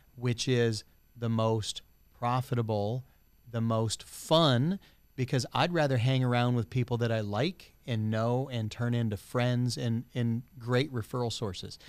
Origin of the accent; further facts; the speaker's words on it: United States; as an American society